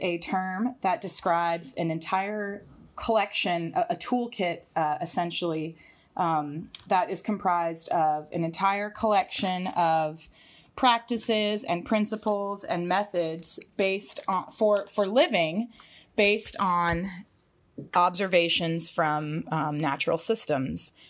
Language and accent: English; Atlanta, Georgia, United States; Zach and I grew up in and around Atlanta